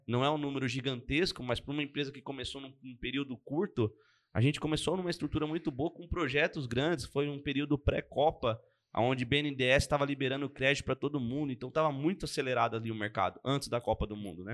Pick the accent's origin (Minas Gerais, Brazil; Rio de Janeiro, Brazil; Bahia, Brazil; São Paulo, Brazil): São Paulo, Brazil; Arujá; moved away; Eu sou de Arujá, né? Na verdade eu nasci em Arujá e hoje não moro mais lá, mas comecei minha vida lá.